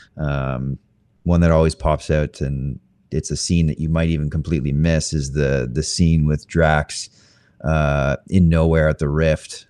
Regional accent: Canada; I'm Canadian as well

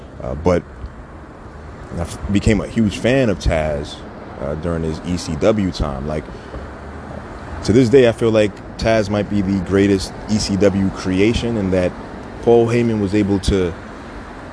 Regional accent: New York City, New York, United States; I'm from the Sty, different neighborhoods, but we're all Brooklyn.

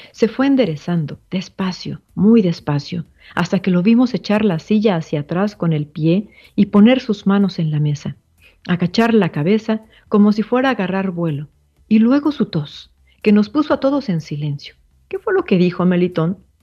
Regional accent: Mexico; Todos como mexicanos

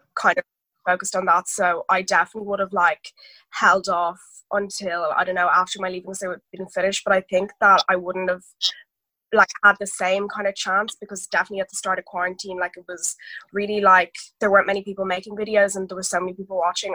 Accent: Dublin, Leinster, Ireland; I'm 17, I'm nearly 18, and I'm from Dublin

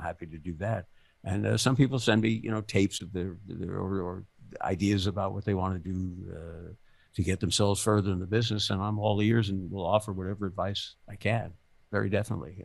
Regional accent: New York City, New York, United States; I grew up in the Bronx

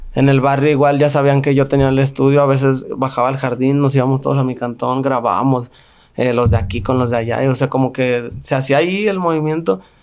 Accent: Guanajuato, Mexico; now in Guadalajara, Mexico; Yo crecí en Santa Fe

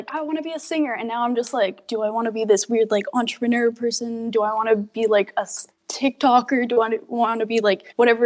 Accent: Alberta, Canada; now in Comox Valley, Canada; I was born in Alberta for a little bit, raised by my grandparents while my mom and my dad were in college.

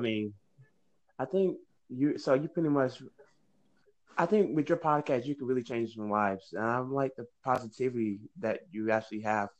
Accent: Texas, United States; I'm from Texas.

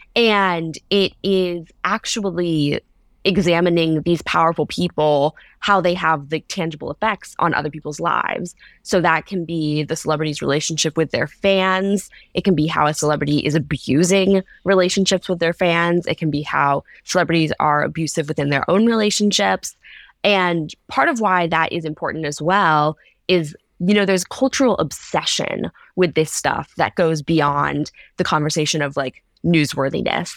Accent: Ohio, United States; I'm from Ohio, uh, in the Midwest.

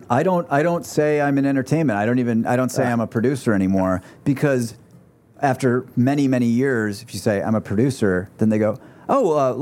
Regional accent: Oswego, United States; moved away as an adult; now in Los Angeles, United States; I've lived here for 16, 17 years. And the most of my crew is either people, well, four of them are from my hometown, Oswego.

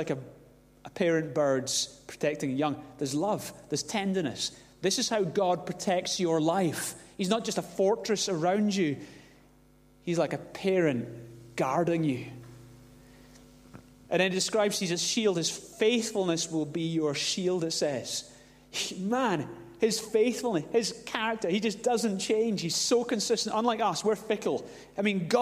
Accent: Glasgow, Scotland, United Kingdom; growing up in Glasgow, there were a few unseen dangers growing up in Glasgow

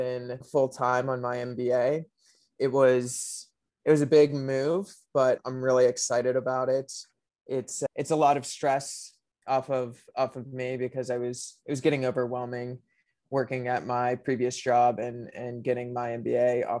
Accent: Pittsburgh, Pennsylvania, United States; moved away as an adult; also born or lived in New York; I grew up in Pittsburgh

